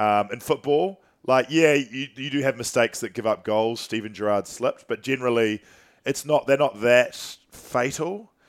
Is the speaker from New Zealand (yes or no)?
yes; New Zealand; how I was raised in New Zealand